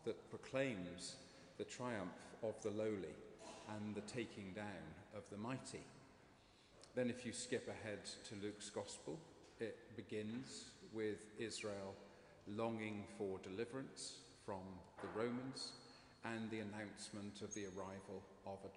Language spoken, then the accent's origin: English; Bristol, South West England, United Kingdom; I come from Bristol myself